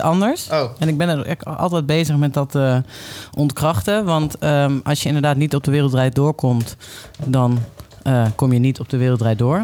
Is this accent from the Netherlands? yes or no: yes; Limburg, Netherlands; ik kom uit Limburg.